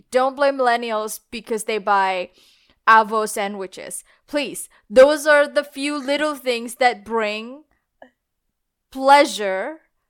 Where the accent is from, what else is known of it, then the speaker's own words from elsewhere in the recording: Indonesia; now in Australia; Because I'm originally from Indonesia, and these problems exist in Indonesia. And then I moved to Australia